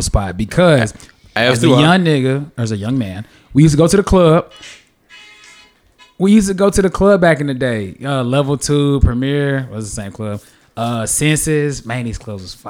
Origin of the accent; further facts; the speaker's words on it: Memphis, Tennessee, United States; also born or lived in Nigeria; now in Nashville, United States; I was raised in Memphis, and you know, I think we just a swagged out city.